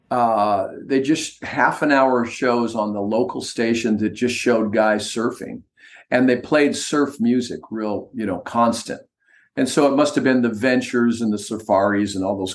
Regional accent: Pasadena, California, United States; also born or lived in Santa Monica, California; I was born there. I grew up in Pasadena

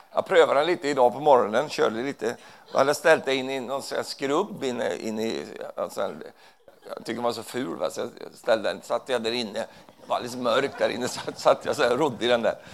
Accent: Sweden; Jag är ju svensk

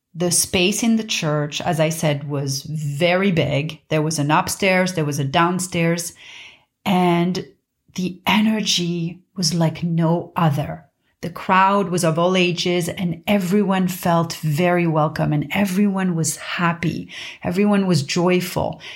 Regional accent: Paris, Île-de-France, France; I grew up in Paris, in a quiet neighborhood of Paris

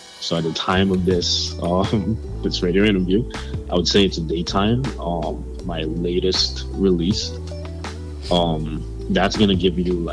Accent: Antigua & Barbuda; where I'm from a very small island called Antigua

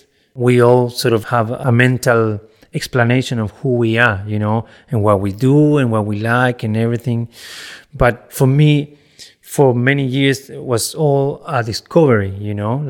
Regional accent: Chile; English is a second language; Where are you from? Ah, yeah, I'm from Chile.

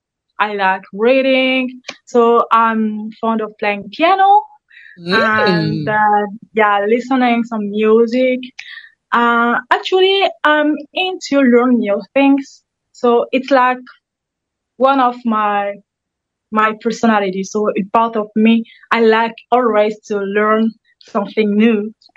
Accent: DR Congo; English is a second language; I'm from Democratic Republic of Congo. I was born and raised there. I live in Kinshasa.

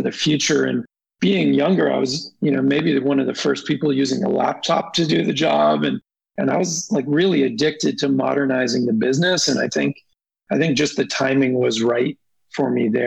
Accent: Toronto, Ontario, Canada; now in California, United States; I was born in Toronto, Ontario, Canada

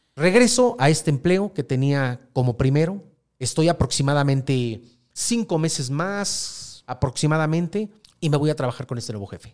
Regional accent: Mexico City, Mexico; soy de la Ciudad de México

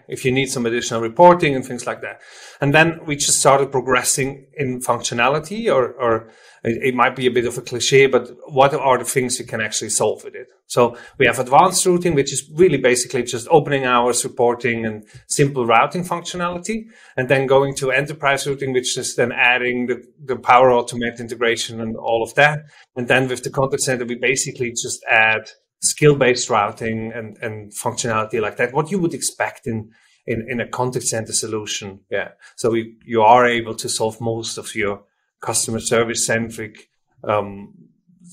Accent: Switzerland; first language German; English is a second language; I'm from Switzerland, as you might be able to hear.

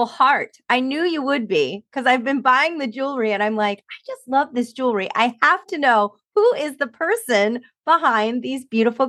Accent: New Jersey, United States; I grew up in New Jersey, right across the river from you

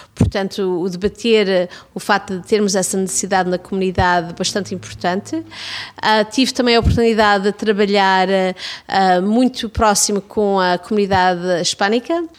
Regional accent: Toronto, Ontario, Canada; also born or lived in Gouveia, Portugal; a minha comunidade de Davenport, a comunidade onde eu fui criada

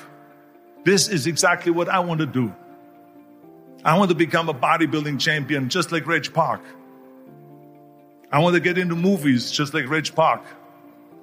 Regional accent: Austria; born or raised there; moved away

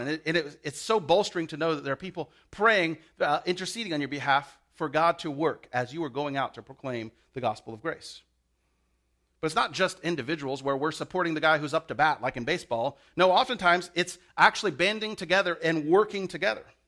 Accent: the South, United States; I'm from the South. We say "y'all."

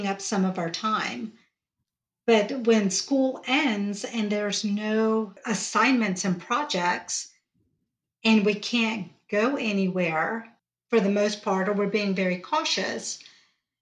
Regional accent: Georgia, United States; accent: Georgia twang; I was born and raised in the South. As you can tell, I have my Georgia twang going on right now.

